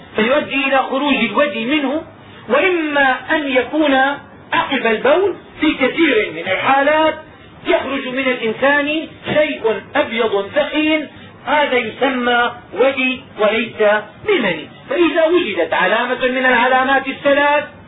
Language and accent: Arabic; Damascus, Damascus Governorate, Syria; وعندنا في دمشق